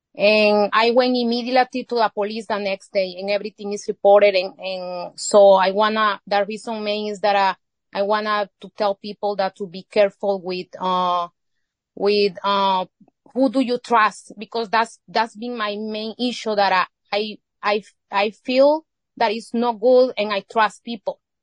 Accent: Izalco, Sonsonate, El Salvador; first language Spanish; English is a second language; moved away as an adult; now in United States; I was born here, but I, I grew up in El Salvador.

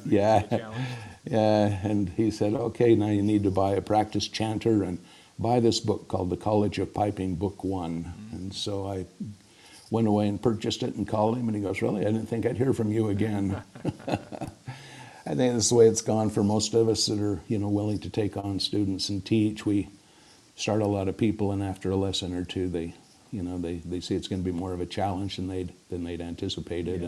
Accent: Springville, Utah, United States; Springville's my hometown, and uh, I spent a few years away and then came back

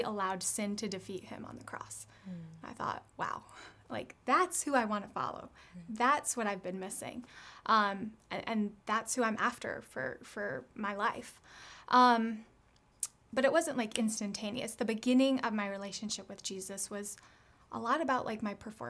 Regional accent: United States; growing up in America

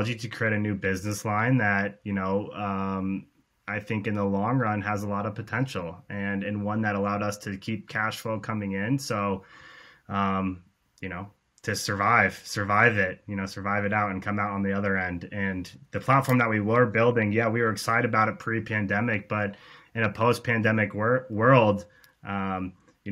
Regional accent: Cedar Rapids, Iowa, United States; also born or lived in Chicago; when the pandemic hit, I moved back actually to Cedar Rapids

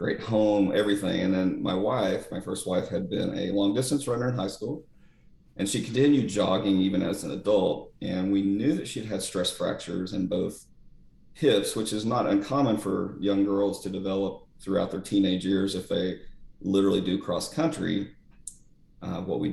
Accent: Eastern Oklahoma, United States; moved away; at the time everybody was Baptist back in Eastern Oklahoma

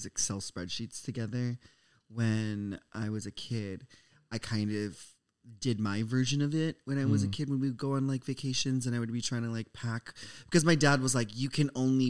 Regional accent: Minnesota, United States; I grew up in Minnesota.

